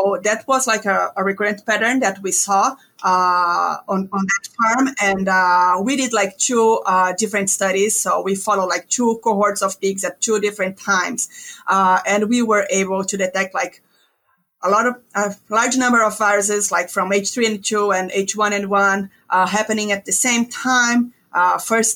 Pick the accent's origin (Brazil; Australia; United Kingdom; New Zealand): Brazil; moved away as an adult; also born or lived in Ontario, Canada; now in North Carolina, United States; I'm originally from Brazil, where I got my DVM.